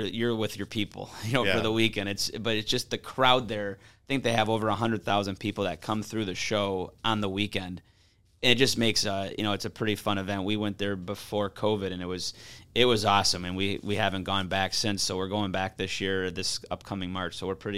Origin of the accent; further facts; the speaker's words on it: Grosse Pointe, Michigan, United States; now in Grand Rapids, United States; So I'm originally from Grosse Pointe on the east side.